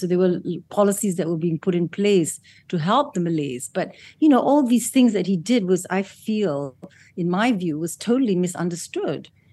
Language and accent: English; Malaysia